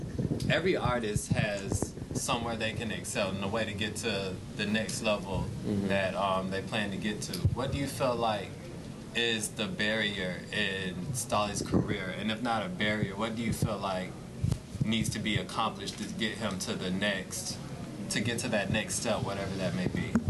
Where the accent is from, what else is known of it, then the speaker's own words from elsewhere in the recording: Warner Robins, Georgia, United States; I'm an artist. I'm from Warner Robins, Georgia, and I currently go to Morehouse College.